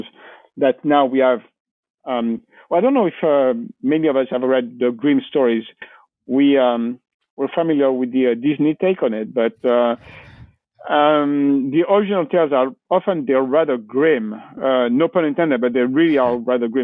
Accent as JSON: {"language": "English", "town": "Valence", "region": "Auvergne-Rhône-Alpes", "country": "France", "tie": "born or raised there", "second_language": "English", "moved": "as an adult", "lives_now": "near Marseille, France", "said": "I'm from a place called Valence"}